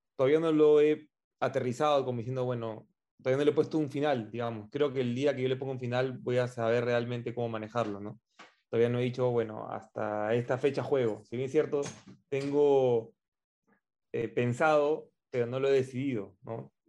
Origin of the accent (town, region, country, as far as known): Peru